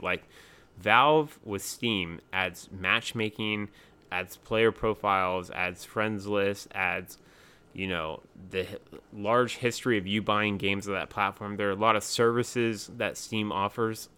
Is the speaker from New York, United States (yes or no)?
no; North Carolina, United States; I'm from North Carolina, too